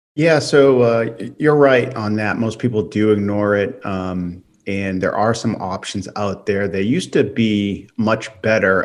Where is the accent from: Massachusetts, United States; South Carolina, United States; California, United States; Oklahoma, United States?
Massachusetts, United States; moved away; I'm from Massachusetts. My parents have a house up there